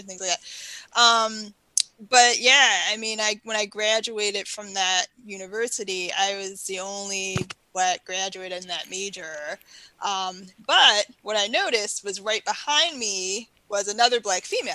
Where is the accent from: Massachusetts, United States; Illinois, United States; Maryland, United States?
Maryland, United States; Baltimore; So I grew up in Baltimore City